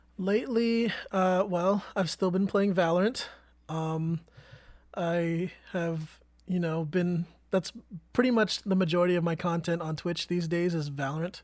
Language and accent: English; Vallejo, California, United States; I grew up in Vallejo